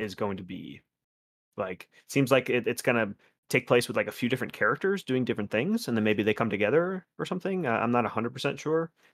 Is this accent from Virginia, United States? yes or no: no; West Palm Beach, Florida, United States; my hometown area, like West Palm